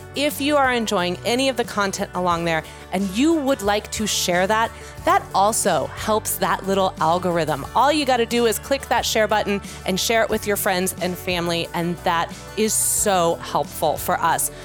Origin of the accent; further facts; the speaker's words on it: Kansas City, Missouri, United States; now in Chicago, United States; I'm very proud of my hometown